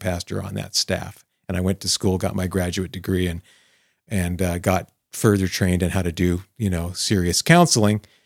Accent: Arizona, United States; my life as a teenager growing up in Arizona

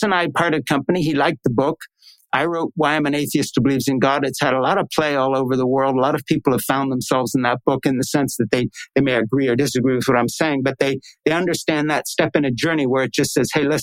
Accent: Swiss Alps, Switzerland; I grew up in the Swiss Alps

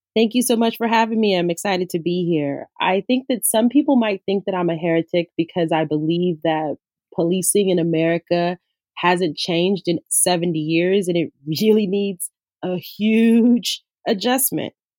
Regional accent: Los Angeles, California, United States; I grew up in South LA, so I grew up in in the inner city

